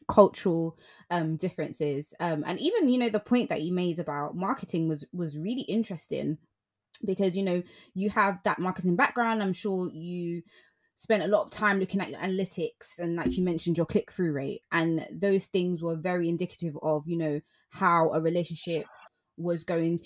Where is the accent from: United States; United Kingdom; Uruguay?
United Kingdom; London; as a Londoner